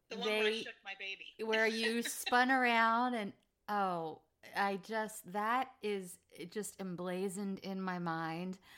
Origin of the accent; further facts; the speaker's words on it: Philadelphia, Pennsylvania, United States; You know, I'm a Phillies fan, right? I grew up